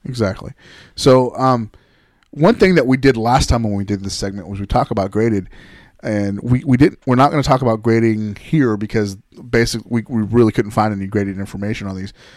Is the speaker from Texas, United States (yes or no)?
yes; Texas, United States; also born or lived in Denver; I'm a boy from Texas